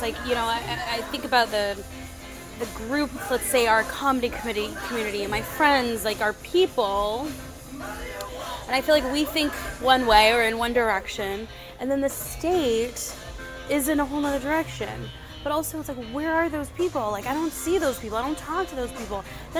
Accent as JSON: {"language": "English", "town": "San Diego", "region": "California", "country": "United States", "moved": "as an adult", "lives_now": "Arizona, United States", "said": "I go by she and her, and I'm originally from San Diego, California, but I've been in Arizona since 2005, so about, is that 17 years"}